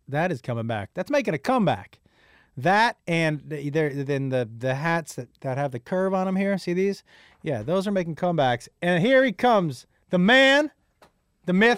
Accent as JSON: {"language": "English", "country": "United States", "said": "as an American"}